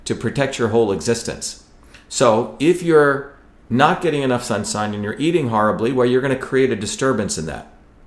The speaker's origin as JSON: {"language": "English", "country": "India", "tie": "born or raised there", "said": "when I grew up in India"}